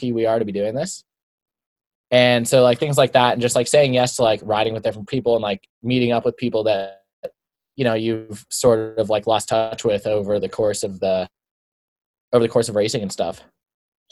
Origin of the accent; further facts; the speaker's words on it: Boulder, Colorado, United States; I grew up in Boulder. I went to college here.